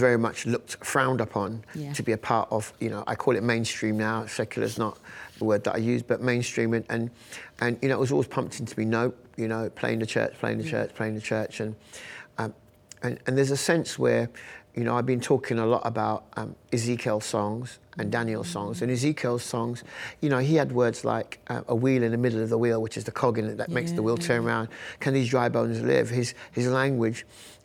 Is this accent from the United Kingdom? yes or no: yes; London, United Kingdom; We're right here in Northwest London. I was born in Northwest, I mean, a couple of hundred metres up the road. That's where we lived. And I went to church a few miles down the road